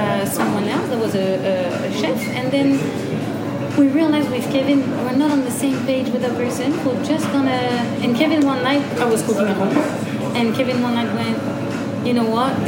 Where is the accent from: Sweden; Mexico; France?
France; Gers, Occitania; moved away as an adult; also born or lived in Agen / Birmingham / Switzerland / United States; I'm from the département Gers. I was born in Agen